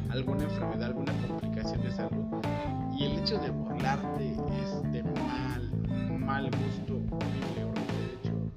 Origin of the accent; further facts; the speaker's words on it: Hidalgo, Mexico; Yo soy mexicano, digo, en un estado que se llama Hidalgo, de la República Mexicana.